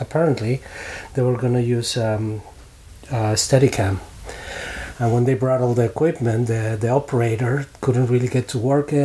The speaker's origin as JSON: {"language": "English", "country": "Mexico", "said": "I'm from Mexico"}